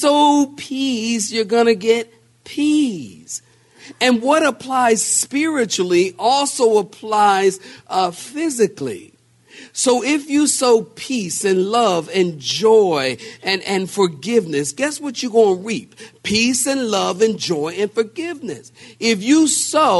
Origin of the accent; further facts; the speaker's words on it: Philadelphia, Pennsylvania, United States; we're from Philadelphia